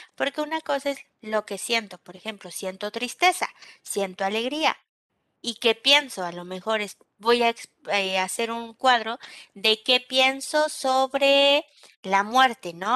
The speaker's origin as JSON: {"language": "Spanish", "country": "Mexico", "said": "Nosotros como mexicanos"}